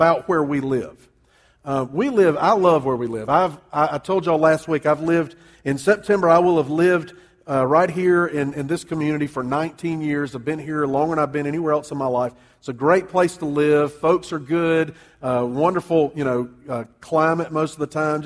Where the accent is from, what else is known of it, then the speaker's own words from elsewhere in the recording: Columbia, South Carolina, United States; moved away as an adult; also born or lived in Charleston, South Carolina / New Orleans, Louisiana; now in Greenville County, South Carolina, United States; I grew up in Columbia. Went to school down in Charleston